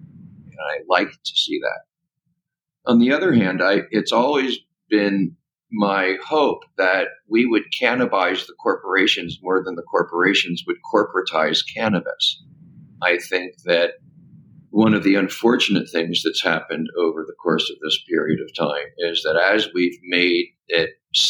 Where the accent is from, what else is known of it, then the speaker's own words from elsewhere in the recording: California, United States; but especially in my home state of California